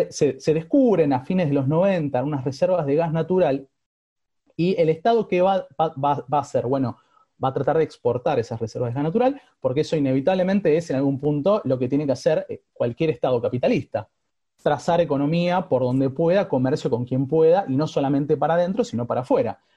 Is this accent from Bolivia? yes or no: yes; Bolivia; Digo, no solamente soy boliviano, también soy aymara, por ejemplo.